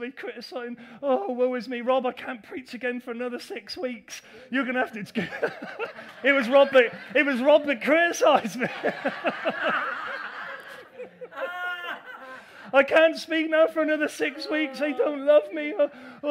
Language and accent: English; England, United Kingdom; I know we're English.